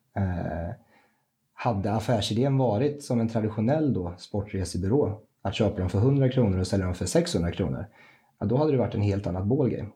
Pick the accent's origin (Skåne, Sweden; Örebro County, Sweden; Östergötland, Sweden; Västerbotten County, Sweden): Östergötland, Sweden; Rimforsa; also born or lived in Gävle / United States; flyttlasset gick ner till eh, mina hemtrakter, Wimforsa, som ligger strax utanför Linköping som ettåring